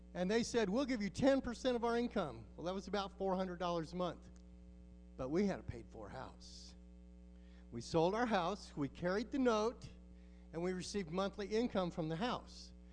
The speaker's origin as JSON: {"language": "English", "region": "Alaska", "country": "United States", "also_born_or_lived": "Mexico", "moved": "as an adult", "said": "We're from Alaska"}